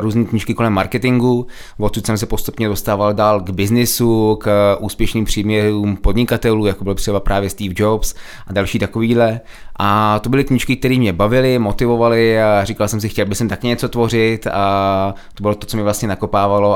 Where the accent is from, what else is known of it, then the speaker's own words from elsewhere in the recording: Czechia; my Češi